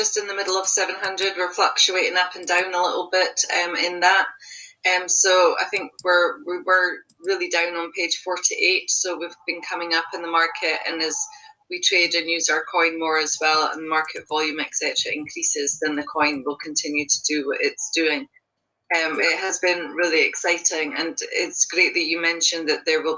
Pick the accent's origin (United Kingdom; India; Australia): United Kingdom; Scotland; I'm from Scotland in the UK.